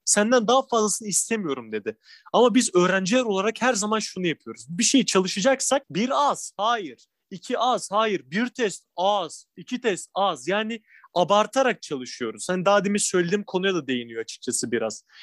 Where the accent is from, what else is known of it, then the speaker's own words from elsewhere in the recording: İzmir, Turkey; moved away as an adult; now in Istanbul, Turkey; Tabii, İzmirliyim ben. Şu an Edremit'te ailem yaşıyor.